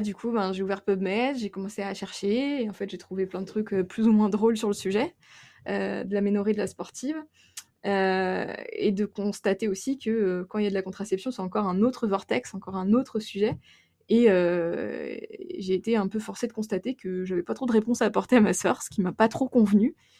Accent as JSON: {"language": "French", "area": "Burgundy", "region": "Bourgogne-Franche-Comté", "country": "France", "moved": "as an adult", "lives_now": "Le Tampon, Réunion", "said": "je viens de Bourgogne et non pas d'Auvergne, dans un petit village qui s'appelle Guignon."}